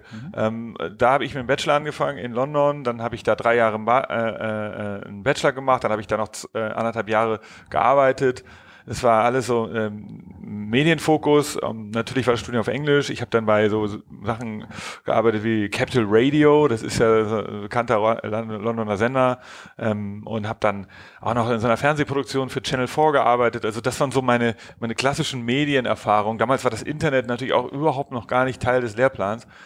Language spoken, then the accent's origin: German; Hamburg, Germany; Genau, ich bin in Hamburg aufgewachsen. Ich komme so aus, aus den Elbvororten, war, war da, habe da Abi gemacht